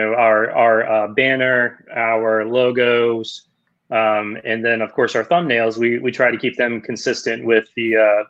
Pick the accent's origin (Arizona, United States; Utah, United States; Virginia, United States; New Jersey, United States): Virginia, United States; Central; also born or lived in Southgate, Michigan; I grew up in Central Virginia along with my wife